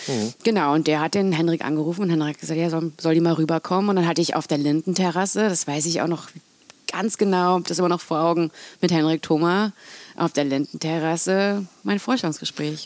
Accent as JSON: {"language": "German", "region": "North Rhine-Westphalia", "country": "Germany", "also_born_or_lived": "London", "moved": "as an adult", "said": "ich komme aus Nordrhein-Westfalen"}